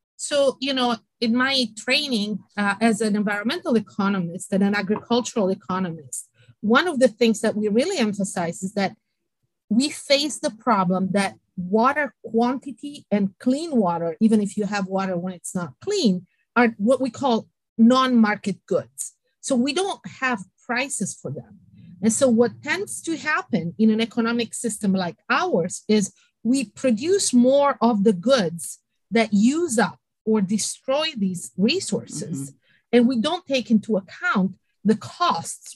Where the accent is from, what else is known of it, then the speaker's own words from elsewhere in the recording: Sardinia, Italy; moved away as an adult; also born or lived in United Kingdom; now in Iowa, United States; I was born in Italy and in Sardinia on an island, so I'm a saltwater